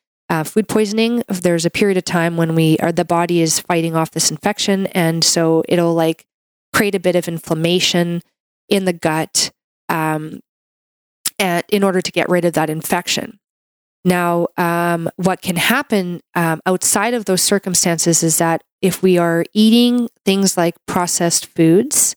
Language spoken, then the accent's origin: English; Canada; I'm a Canadian medical doctor